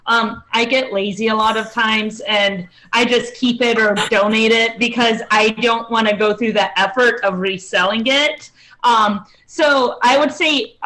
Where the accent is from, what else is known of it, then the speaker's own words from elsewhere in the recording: Iowa, United States; moved away as an adult; also born or lived in Chicago, Illinois / Rhode Island / Virginia; now in Charlotte, United States; I was born in Chicago, grew up in Iowa, went to college in Rhode Island